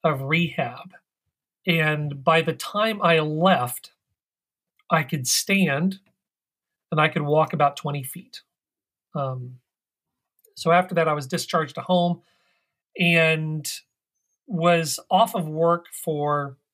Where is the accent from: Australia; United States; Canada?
United States; Midwest; moved away as an adult; now in Washington, D.C., United States; I grew up in the Midwest, but I've lived out here in the Washington, D.C. area since the early 90s.